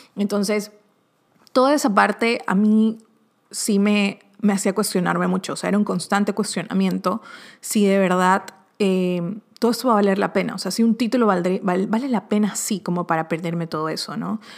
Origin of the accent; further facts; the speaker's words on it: Ecuador; now in Miami, United States; de Ecuador, de los que lo conocía del colegio de allá